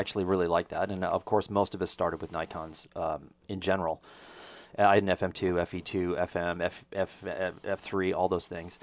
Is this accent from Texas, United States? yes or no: yes; Texas, United States; a Texas public school survivor